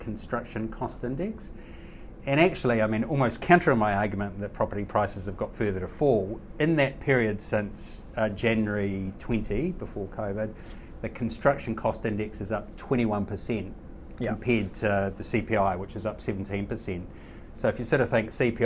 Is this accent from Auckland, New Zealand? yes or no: no; Kapiti, Wellington, New Zealand; my hometown of Kapiti, up the coast from Wellington